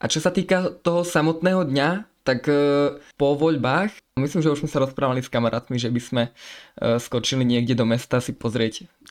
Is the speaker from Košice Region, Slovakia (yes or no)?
yes; Košice, Košice Region, Slovakia; som z Košic a som teda prvovolič